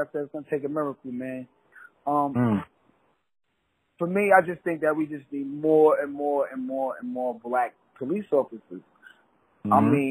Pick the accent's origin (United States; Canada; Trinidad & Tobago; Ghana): United States; New York City, New York; also born or lived in Queens; I'm from Brooklyn. Moved to Queens